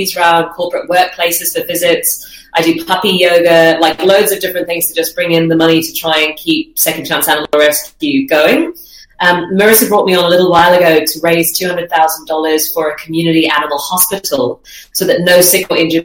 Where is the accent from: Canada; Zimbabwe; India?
Zimbabwe; moved away as an adult; also born or lived in Dubai / Melbourne; now in Australia; I'm originally from Zimbabwe